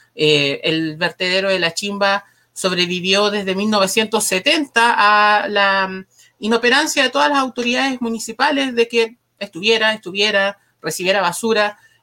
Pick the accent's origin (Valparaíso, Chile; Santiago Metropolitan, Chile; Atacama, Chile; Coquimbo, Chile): Atacama, Chile; Huasco; moved away; Viví años de mi infancia en Huasco